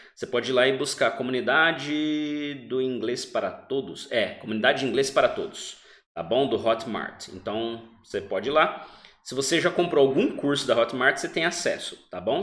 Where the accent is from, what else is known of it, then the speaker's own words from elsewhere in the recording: Brazil; Nós somos do Brasil